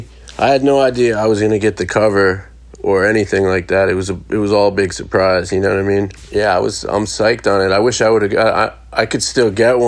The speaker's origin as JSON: {"language": "English", "area": "Secaucus", "region": "New Jersey", "country": "United States", "tie": "born or raised there", "said": "I came up in Seawarn, New Jersey"}